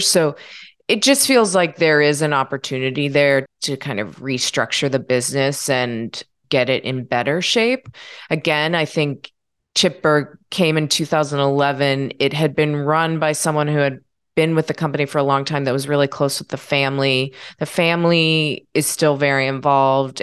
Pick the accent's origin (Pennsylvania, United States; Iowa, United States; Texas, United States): Pennsylvania, United States; Pittsburgh; I'm from Pittsburgh